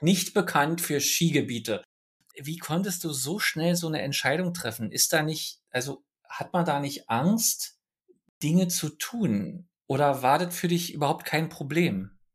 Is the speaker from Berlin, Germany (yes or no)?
yes; Berlin, Germany; ich komme nun aus Ostberlin